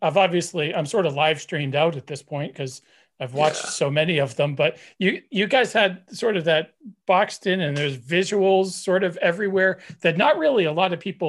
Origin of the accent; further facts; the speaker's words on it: New Hampshire, United States; I come from New Hampshire and we didn't really have a scene, so to speak.